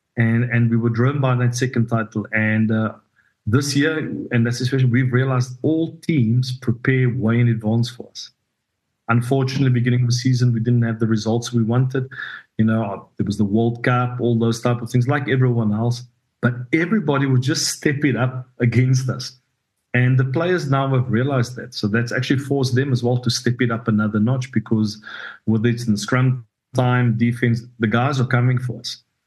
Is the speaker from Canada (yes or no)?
no; South Africa; moved away as an adult; also born or lived in France; now in La Rochelle, France; being South African